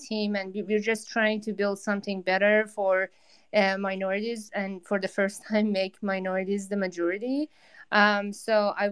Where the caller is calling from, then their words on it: New York, United States; i'm in new york